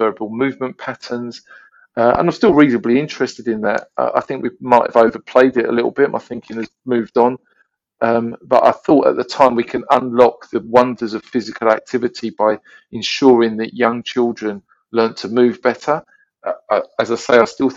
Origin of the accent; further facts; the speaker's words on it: London, United Kingdom; I was originally from London, and I went to university out of London, and I wanted to return specifically to working in inner London